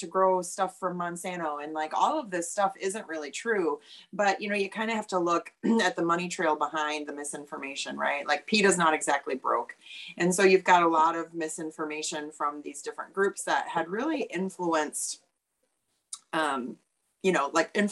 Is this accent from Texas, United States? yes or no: no; Oshkosh, Wisconsin, United States; moved away as an adult; also born or lived in Los Angeles / Chicago; I grew up around agriculture. I'm originally from Oshkosh, Wisconsin.